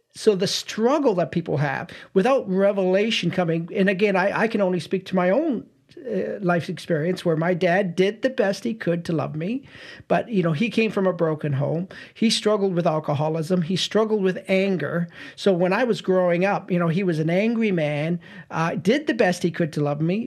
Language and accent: English; St. Catharines, Ontario, Canada; born and raised in Saint Catharines, Ontario